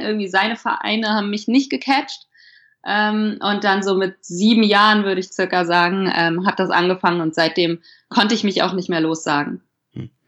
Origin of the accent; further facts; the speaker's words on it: Hesse, Germany; now in Frankfurt, Germany; ich komme gebürtig aus Hessen, nicht direkt aus Frankfurt, sondern 100 Kilometer weiter aus einem Kaff